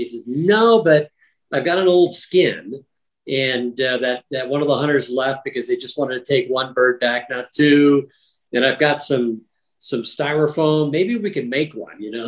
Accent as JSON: {"language": "English", "region": "Wisconsin", "country": "United States", "tie": "born or raised there", "said": "when I grew up in Wisconsin, we didn't have turkeys."}